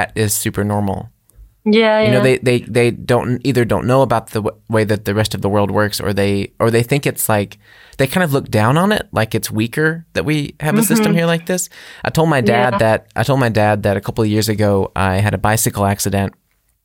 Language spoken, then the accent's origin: English; United States; moved away as an adult; I'm someone who's from America who's come to Europe